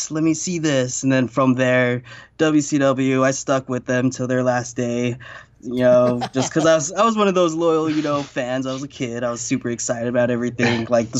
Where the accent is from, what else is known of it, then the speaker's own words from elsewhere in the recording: Idaho, United States; moved away; I came from Idaho